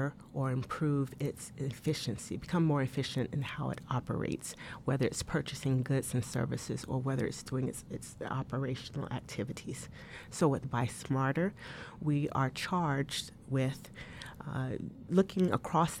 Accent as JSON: {"language": "English", "town": "Tuskegee", "region": "Alabama", "country": "United States", "tie": "born or raised there", "moved": "yes", "said": "I grew up in Alabama"}